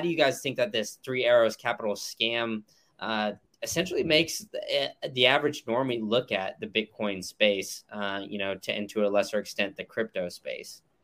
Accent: United States; as an American

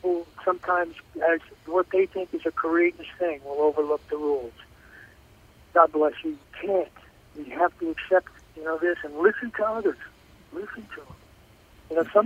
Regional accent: United States; as an American

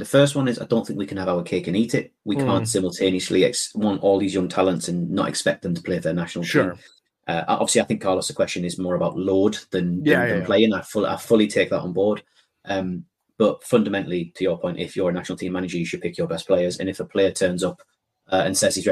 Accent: Scotland, United Kingdom; I'm saying this as a Scot. I'm saying this as a very proud Scot

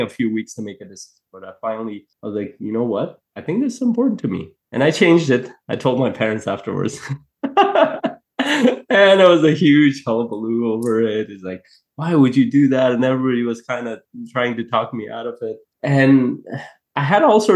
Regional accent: Afghanistan; moved away; I come from a place, I was born in Afghanistan

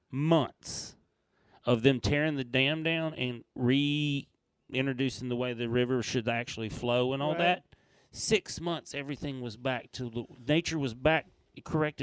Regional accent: the South, United States; moved away as an adult; now in California, United States; when I left the South.

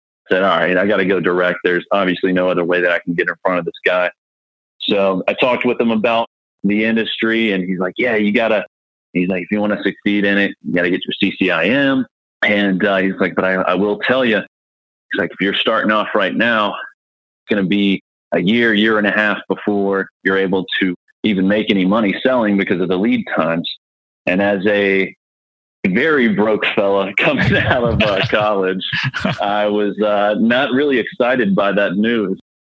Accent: Georgia, United States; born there; also born or lived in Mississippi / South Carolina; I mean, I was born in Georgia, moved to Mississippi, came to South Carolina when my father retired from the military, and came back here to get more family-oriented because both my sets of grandparents are here and all the family's here.

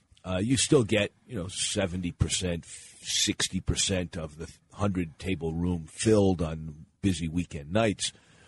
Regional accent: Pennsylvania, United States; moved away; I was born in Pennsylvania and then returned there after I started my career as a community organizer, lived there when I first got married between 1983 and 1988.

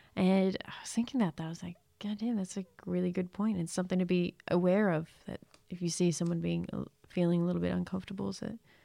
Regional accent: Australia; we're Australian

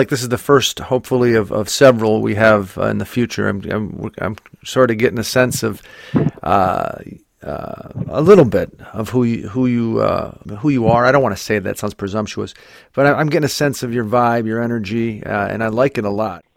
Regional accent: Scranton, Pennsylvania, United States; I'm from the same city as Joe Biden. I'm from Scranton as well

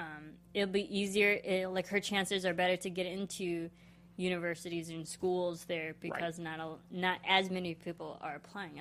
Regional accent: Midwest, United States; I am from the Midwest

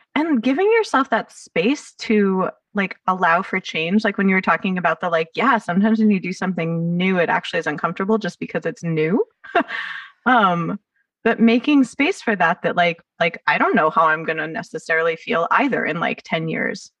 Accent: Los Angeles, California, United States; accent: Valley Girl; I grew up in the Valley

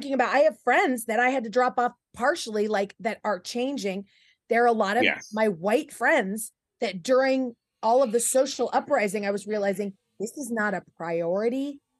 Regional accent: Porterville, California, United States; I was from Porterville, which is the California Green Acres.

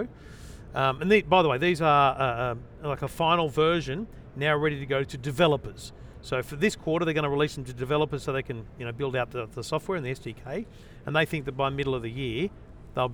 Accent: Australia; I'm from Australia.

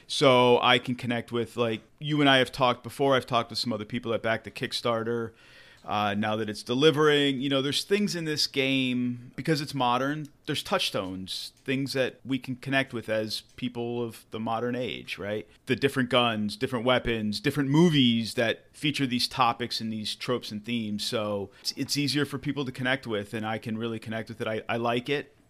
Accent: United States; an American English speaker

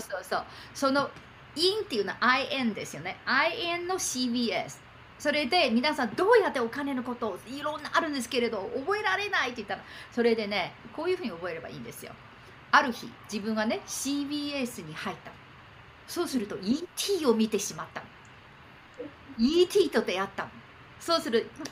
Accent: Beijing, China; Japanese is a second language; moved away; also born or lived in Japan; 中国で生まれて

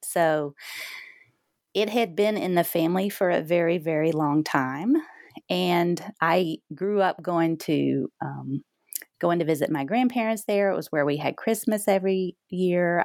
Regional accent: the South, United States; growing up in the South

